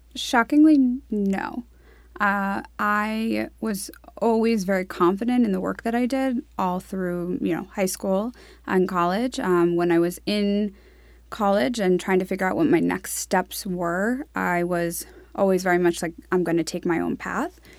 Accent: New York City, New York, United States; also born or lived in Florida; I grew up on the Upper East Side in New York City

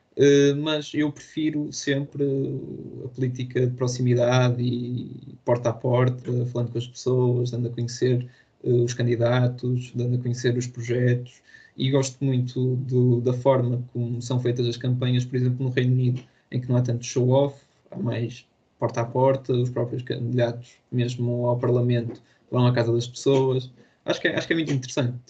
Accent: Póvoa de Varzim, Norte, Portugal; eu tenho 18 anos, sou da, da Pova de Barzim

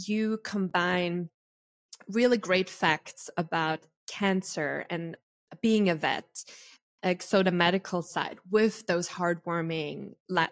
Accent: Austria; I'm Austrian, so I'm from Europe

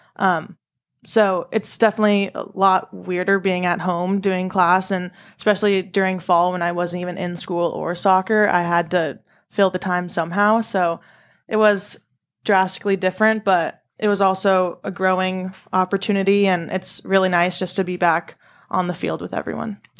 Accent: San Diego, California, United States; I'm from San Diego

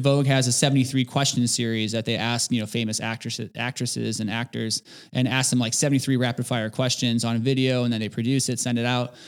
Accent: Merrillville, Indiana, United States; moved away as an adult; now in Indianapolis, United States; I'm originally from Maryville, Indiana, so born in the region.

